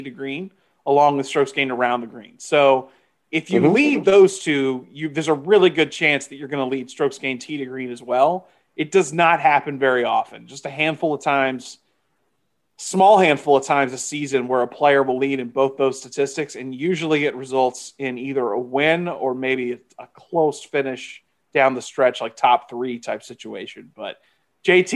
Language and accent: English; Houston, Texas, United States; Houston, my hometown